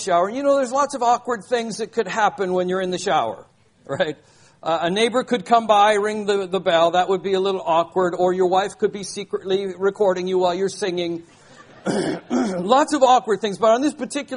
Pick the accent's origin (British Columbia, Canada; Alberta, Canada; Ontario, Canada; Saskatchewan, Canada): British Columbia, Canada; Vancouver; Sherry and I are now living in my hometown, Vancouver